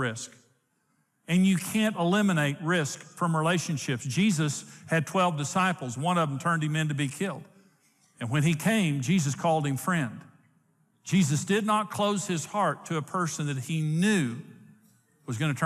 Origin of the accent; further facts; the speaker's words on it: Clarendon, Texas, United States; also born or lived in Wellington, Texas; So I was born in Wellington, Texas, in St. Joseph's Hospital. My parents lived in Clarendon